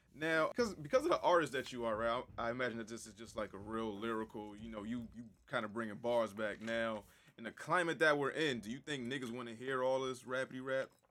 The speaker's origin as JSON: {"language": "English", "region": "Connecticut", "country": "United States", "tie": "born or raised there", "said": "me growing up in Connecticut"}